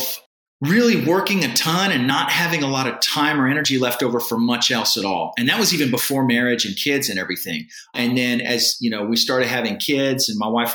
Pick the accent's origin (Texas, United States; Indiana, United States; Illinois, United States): Texas, United States; San Antonio; I was born and raised in San Antonio, Texas. I still live here